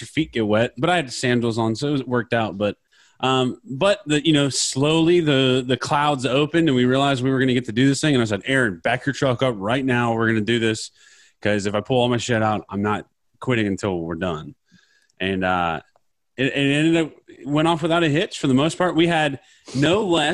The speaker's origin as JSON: {"language": "English", "region": "Midwest", "country": "United States", "said": "I'm from the Midwest"}